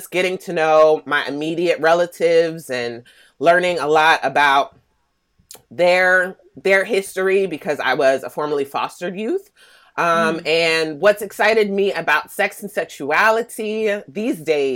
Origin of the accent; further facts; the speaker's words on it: Philadelphia, Pennsylvania, United States; moved away as an adult; also born or lived in Atlanta, Georgia; now in Oakland, United States; I was born in Atlanta, Mecca. So, okay. You know, it's a good time there. But I ended up leaving at a young age because my mom passed away from breast cancer around age 4. So I was raised in Philadelphia.